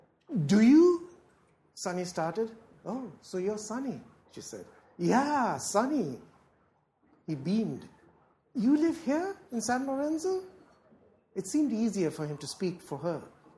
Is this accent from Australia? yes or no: no; Philippines; moved away as an adult; now in England, United Kingdom; when I came to London, when I came to England to live, I came from the Philippines. And I came from a country which was very, very unusual in Asia. It was regarded then as an English-speaking country.